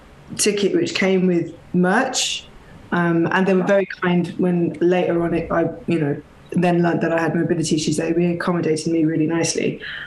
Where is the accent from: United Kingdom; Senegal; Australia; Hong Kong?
United Kingdom; England; we're English